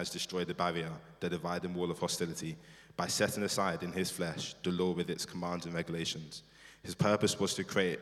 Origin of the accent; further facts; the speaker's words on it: England, United Kingdom; I'm Nigerian. I was born here. I kind of call myself, I'm 100% English, 100% Nigerian